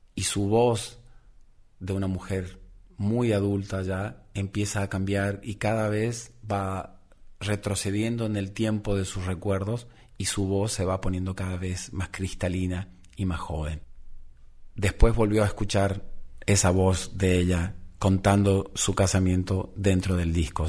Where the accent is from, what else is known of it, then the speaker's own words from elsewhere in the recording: Misiones, Argentina; moved away; mi lugar de origen